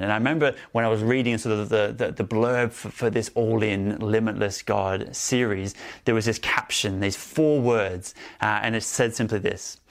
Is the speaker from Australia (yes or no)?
yes; Melbourne, Victoria, Australia; moved away; also born or lived in Sydney, Australia; I grew up in Australia, um, and I spent most of my time in Victoria, in Melbourne, and some more time in Sydney, um, as well